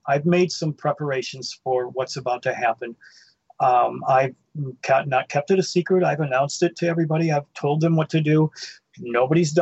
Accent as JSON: {"language": "English", "town": "Livonia", "region": "Michigan", "country": "United States", "tie": "born or raised there", "said": "Growing up in Livonia, I lived in Dutch Mill Farms, which is a blue collar auto working place"}